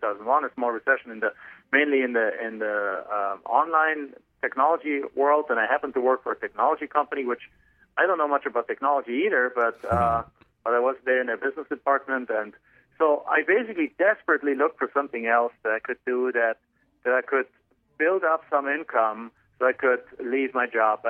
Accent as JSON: {"language": "English", "country": "Germany", "second_language": "English", "moved": "as an adult", "lives_now": "United States", "said": "I'm not originally from the United States. I'm actually from Germany originally. So you can probably tell from my accent"}